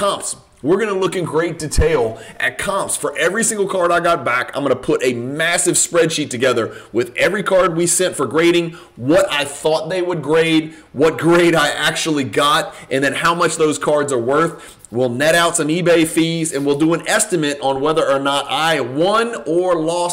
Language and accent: English; Louisiana, United States; I am from Louisiana